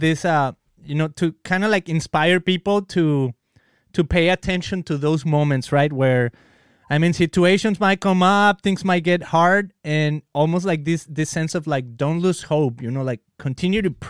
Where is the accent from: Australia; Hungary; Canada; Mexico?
Mexico; English is a second language; moved away as an adult; now in United States; I come from Mexico. I lived there 24 years of my life, and then I come to the US